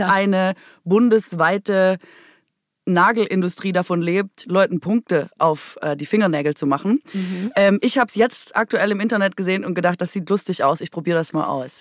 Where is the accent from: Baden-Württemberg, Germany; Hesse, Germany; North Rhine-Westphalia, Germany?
Baden-Württemberg, Germany; Swabia; accent: Swabian; first language Swabian; moved away